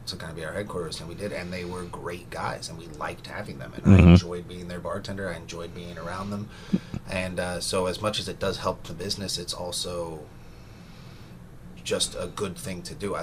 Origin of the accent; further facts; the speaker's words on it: Las Vegas, Nevada, United States; now in New Orleans, United States; I grew up there, went to high school there